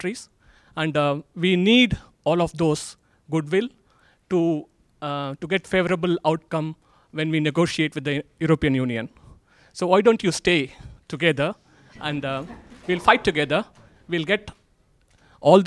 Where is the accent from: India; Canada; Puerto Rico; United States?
India; now in United Kingdom; I am originally from India